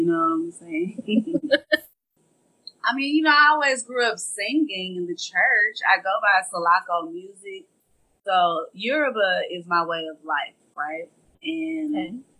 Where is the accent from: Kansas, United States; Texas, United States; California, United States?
Texas, United States; Dallas; I am from Oak Cliff, South Dallas, Texas. born and raised.